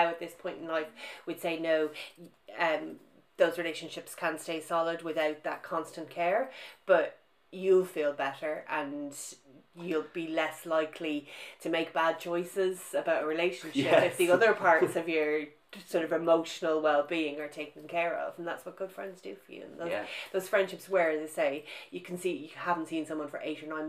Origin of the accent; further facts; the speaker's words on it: Ireland; moved away as an adult; also born or lived in Britain; now in United Kingdom; my own experience of growing up in Ireland